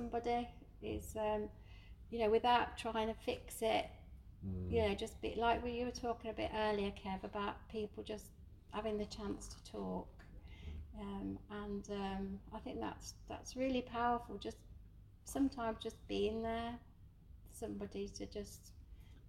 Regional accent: Birmingham, West Midlands, United Kingdom; where I was brought up in Birmingham, in Saltley, my mum ran a shop in Saltley

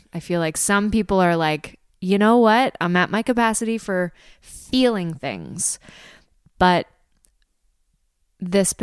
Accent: Prince Edward Island, Canada; I'm from Prince Edward Island. I'm in Prince Edward Island, or I'm on Prince Edward Island right now

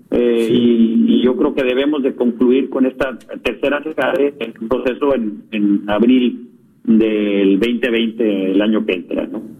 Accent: Tamaulipas, Mexico; Originalmente arrancamos en Matamoros, Tamaulipas, somos tamaulipecos

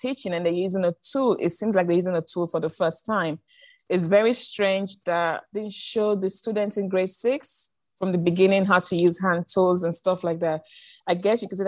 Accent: London, United Kingdom; moved away as an adult; now in China; I'm from London. I taught in a greater London school

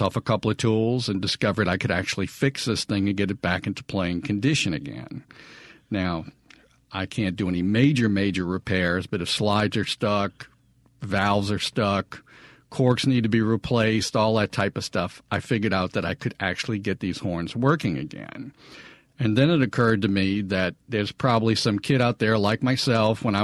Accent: New Orleans, Louisiana, United States; now in Jackson, United States; I'm originally from New Orleans, and music is literally everywhere

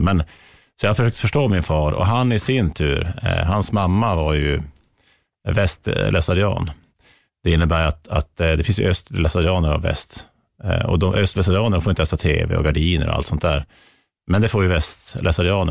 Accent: Norrland, Sweden; som norrlänning

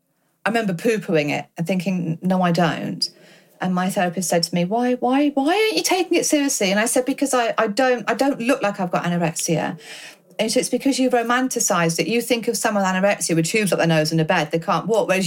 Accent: United Kingdom; as British people

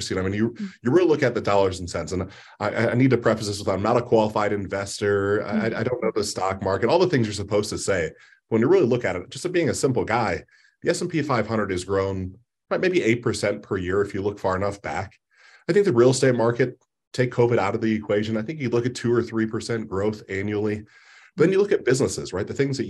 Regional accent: Ohio, United States; I'm a basic guy from the Midwest. I'm born and raised in Ohio in different parts.

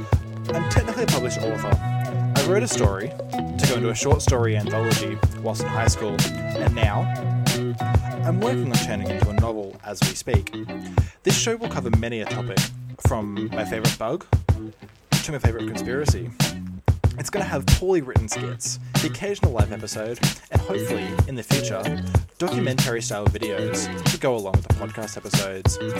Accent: Australia; I was born in the Australian winter of 97.

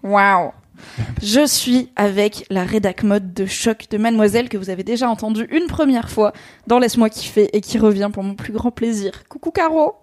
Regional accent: Alsace, Grand Est, France; en tant qu'Alsacienne

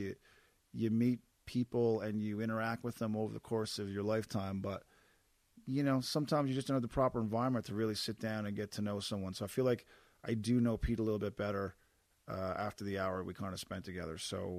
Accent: East Coast, Canada; I'm from the East Coast, where like rain was just part of most weeks, so I've kind of adjusted.

